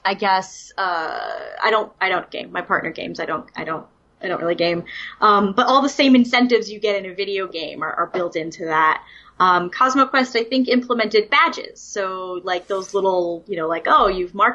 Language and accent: English; New York City, New York, United States; moved away as an adult; also born or lived in Williamsport, Pennsylvania; now in Manchester, United States; I grew up on Staten Island, which is 500,000 people on a tiny island with garbage